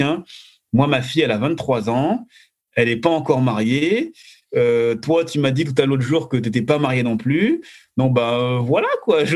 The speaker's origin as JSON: {"language": "French", "country": "France", "said": "je suis de France"}